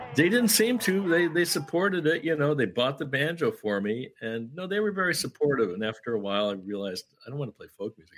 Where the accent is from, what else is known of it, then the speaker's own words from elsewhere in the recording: Syracuse, New York, United States; I grew up in Syracuse, New York. I didn't grow up in Kentucky.